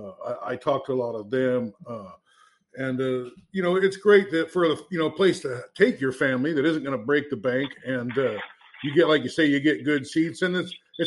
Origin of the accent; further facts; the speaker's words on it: Iowa, United States; I'm from Iowa, I was a young man growing up in Iowa